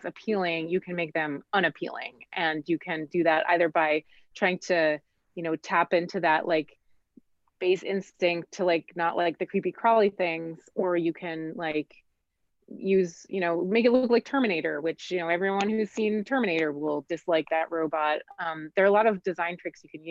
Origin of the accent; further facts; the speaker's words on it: Switzerland; moved away; I grew up in Switzerland where they eat horses